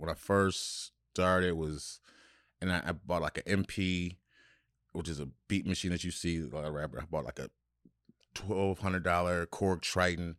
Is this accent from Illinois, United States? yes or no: yes; Chicago, Illinois, United States; from my hometown in Chicago